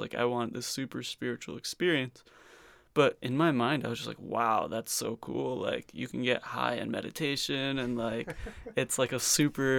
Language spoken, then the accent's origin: English; Fair Lawn, New Jersey, United States; moved away; In New Jersey, in the suburbs